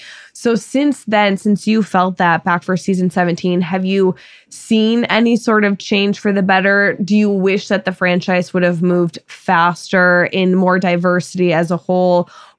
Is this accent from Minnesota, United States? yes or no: yes; Minnesota, United States; because I grew up in Minnesota